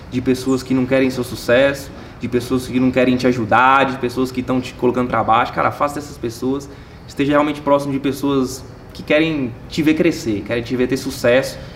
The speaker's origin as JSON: {"language": "Portuguese", "region": "Minas Gerais", "country": "Brazil", "moved": "as an adult", "lives_now": "São Paulo, Brazil", "said": "Por exemplo, foi o meu caso, eu, cara, eu saí de Minas fui para São Paulo."}